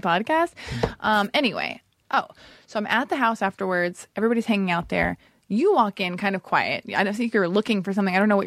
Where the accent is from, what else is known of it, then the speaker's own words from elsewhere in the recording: Los Angeles, California, United States; I'm born and raised in Hollywood.